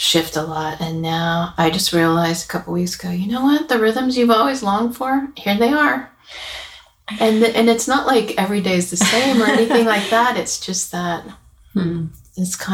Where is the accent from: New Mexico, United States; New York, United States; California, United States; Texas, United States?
California, United States; Yuba City; moved away as an adult; now in Nashville, United States; these are women who I grew up with in California, in our little hometown of Yuba City in Northern California.